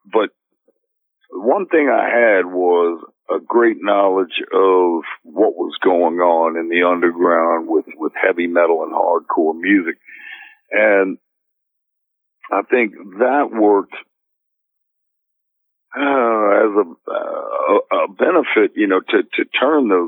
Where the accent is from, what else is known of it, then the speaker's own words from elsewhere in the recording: New Orleans, Louisiana, United States; while I was growing up in New Orleans